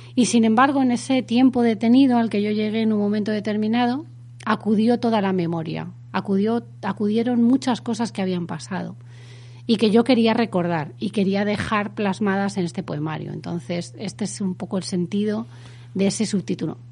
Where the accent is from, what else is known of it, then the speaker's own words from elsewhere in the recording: Madrid, Community of Madrid, Spain; also born or lived in Extremadura; Mi familia es extremeña, yo soy de Madrid, he vivido toda mi vida en Madrid